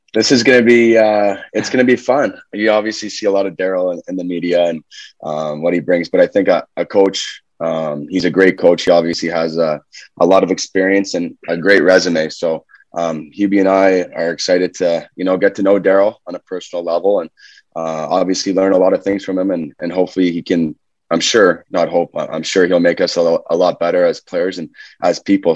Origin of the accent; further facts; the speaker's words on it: Canada; Johnny and I being Canadian kids